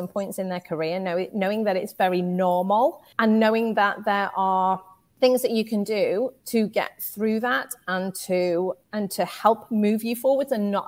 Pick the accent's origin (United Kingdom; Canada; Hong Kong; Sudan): United Kingdom; moved away as an adult; now in United States; You can probably tell from my accent. I am from the UK